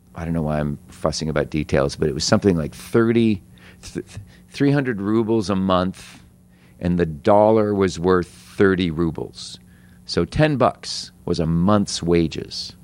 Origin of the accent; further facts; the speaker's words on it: United States; we're American